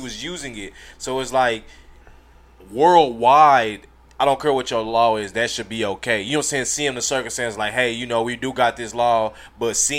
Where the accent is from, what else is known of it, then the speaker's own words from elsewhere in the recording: United States; as an American